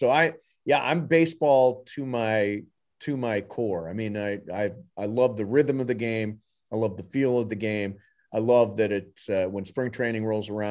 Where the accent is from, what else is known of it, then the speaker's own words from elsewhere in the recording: Ohio, United States; moved away as an adult; now in Southern California, United States; when I was growing up in Ohio